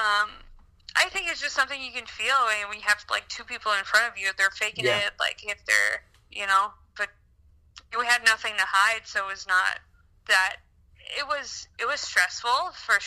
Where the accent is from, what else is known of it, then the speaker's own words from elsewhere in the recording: Canada; first language French; English is a second language; moved away as an adult; also born or lived in Chicago, United States; now in United States; I'll always be Canadian, I'll always be French Canadian, I'll always speak my language